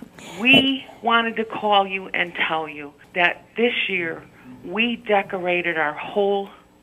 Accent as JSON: {"language": "English", "town": "Chicago", "region": "Illinois", "country": "United States", "said": "We're from Chicago."}